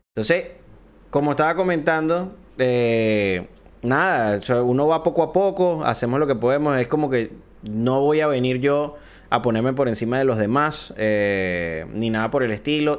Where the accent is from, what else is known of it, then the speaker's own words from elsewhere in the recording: Venezuela; aquí en Venezuela estamos